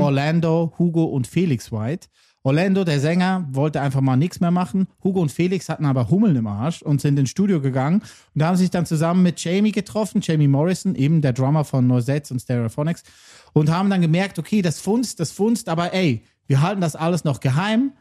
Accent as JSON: {"language": "German", "region": "Lucerne", "country": "Switzerland", "said": "ich bin Luzerner"}